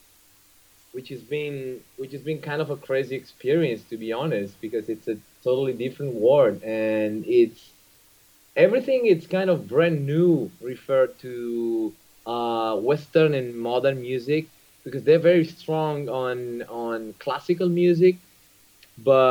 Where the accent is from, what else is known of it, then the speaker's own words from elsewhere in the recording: Italy; English is a second language; coming from Italy